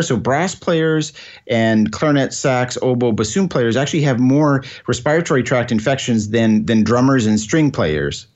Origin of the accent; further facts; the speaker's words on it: Scotland, United Kingdom; now in Alberta, Canada; Being, being Scottish